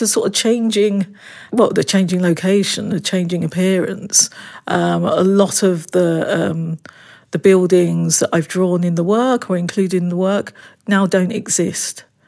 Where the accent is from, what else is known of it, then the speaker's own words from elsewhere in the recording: London, United Kingdom; being born and bred in the East End of London